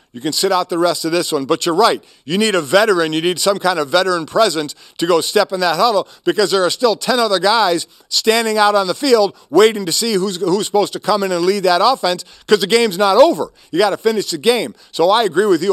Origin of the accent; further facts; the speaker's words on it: Cleveland, Ohio, United States; I was born and raised in Cleveland